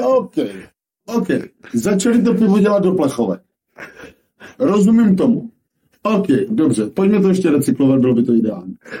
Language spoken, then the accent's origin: Czech; Moravia, Czechia; u nás na Moravě